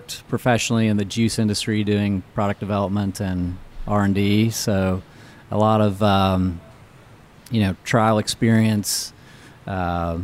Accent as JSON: {"language": "English", "region": "Indiana", "country": "United States", "tie": "born or raised there"}